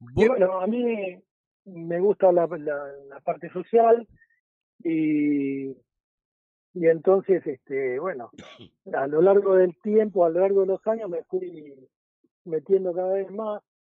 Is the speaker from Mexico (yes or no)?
no; Avellaneda, Buenos Aires Province, Argentina; soy de Avellaneda